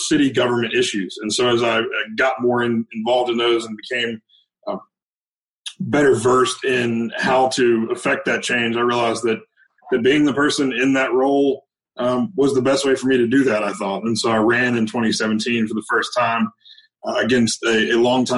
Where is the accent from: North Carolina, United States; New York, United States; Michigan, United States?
North Carolina, United States; Winston-Salem; also born or lived in Boone, North Carolina / Charlotte, North Carolina; I grew up in Winston-Salem, North Carolina